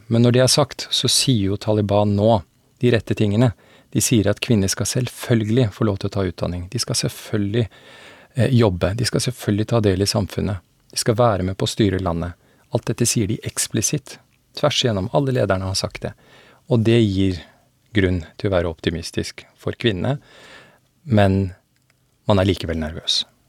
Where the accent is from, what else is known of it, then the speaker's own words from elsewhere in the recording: Afghanistan; now in Norway; Jeg kommer opprinnelig fra Afghanistan og har dekket konflikten i landet i mange år